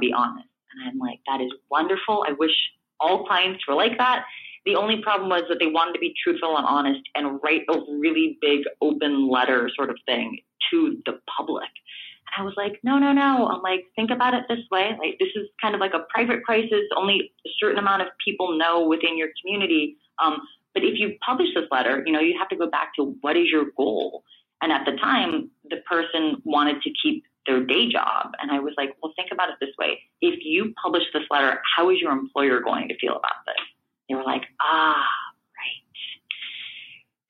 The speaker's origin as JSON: {"language": "English", "town": "Los Angeles", "region": "California", "country": "United States", "tie": "born or raised there", "said": "I grew up in Echo Park, which is part of Los Angeles"}